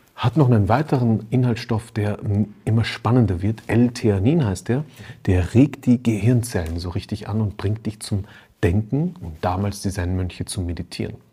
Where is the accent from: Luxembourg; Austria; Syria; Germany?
Austria; ich bin in Österreich aufgewachsen, da fährst du als Schüler immer zum Skifahren